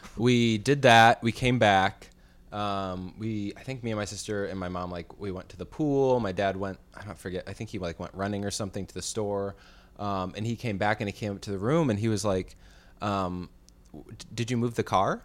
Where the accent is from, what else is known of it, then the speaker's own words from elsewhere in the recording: Chicago, Illinois, United States; now in California, United States; when I came from Illinois to California